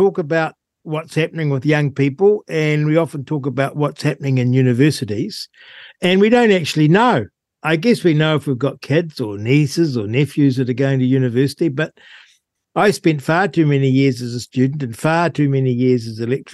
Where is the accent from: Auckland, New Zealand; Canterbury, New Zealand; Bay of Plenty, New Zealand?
Canterbury, New Zealand; Rangiora; I grew up in Rangura